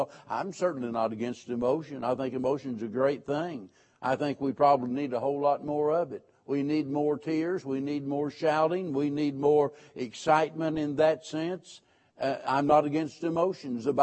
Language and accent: English; Springfield, Missouri, United States; born and raised in Springfield, Missouri